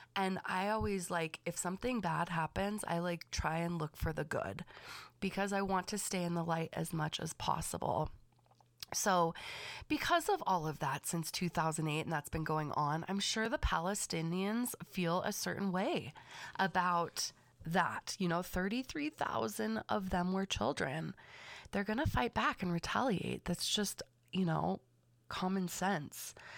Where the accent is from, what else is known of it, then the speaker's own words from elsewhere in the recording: Los Angeles County, California, United States; I was raised, born and raised in Los Angeles County